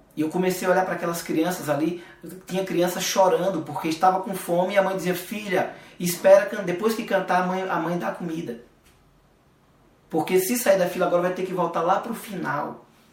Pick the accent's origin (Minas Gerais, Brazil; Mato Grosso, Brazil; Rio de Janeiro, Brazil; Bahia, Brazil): Bahia, Brazil; Alagoinhas; moved away as an adult; also born or lived in São Paulo; fomos saímos da Bahia, fomos para São Paulo com a cara e a coragem